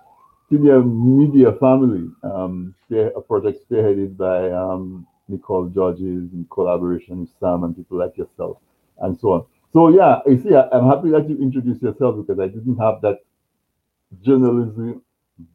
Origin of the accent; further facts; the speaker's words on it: Dominica; I grew up in Castlebrook